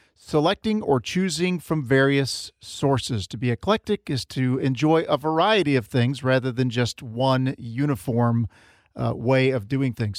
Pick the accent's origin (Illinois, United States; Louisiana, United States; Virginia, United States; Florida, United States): Florida, United States; I grew up in Florida